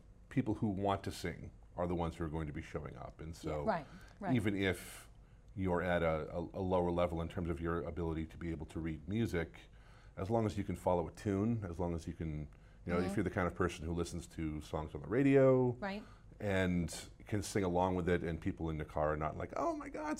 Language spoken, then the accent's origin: English; Salem, New Hampshire, United States; moved away as an adult; also born or lived in Chicago / Midwest; I grew up in Salem, New Hampshire.